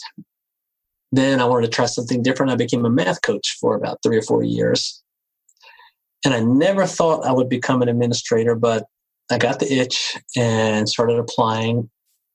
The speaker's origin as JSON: {"language": "English", "town": "Cambridge", "region": "Maryland", "country": "United States", "tie": "born or raised there", "said": "growing up on the Eastern Shore of Maryland in Cambridge."}